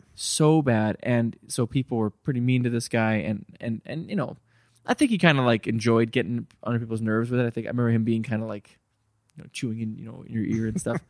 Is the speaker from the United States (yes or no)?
no; Terrace, British Columbia, Canada; moved away; I grew up in Terrace, B C